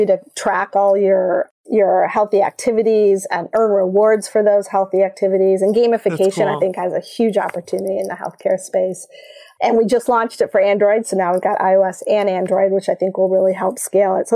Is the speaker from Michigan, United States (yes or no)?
yes; Michigan, United States; I grew up in Michigan